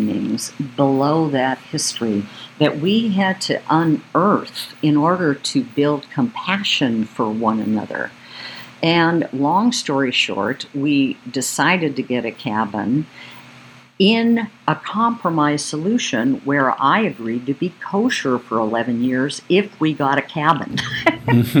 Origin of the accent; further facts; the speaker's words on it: Oregon, United States; growing up in Oregon